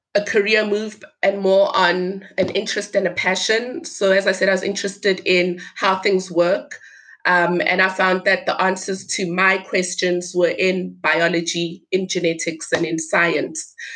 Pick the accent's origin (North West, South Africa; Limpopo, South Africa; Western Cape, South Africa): Limpopo, South Africa; my village, the village where I was born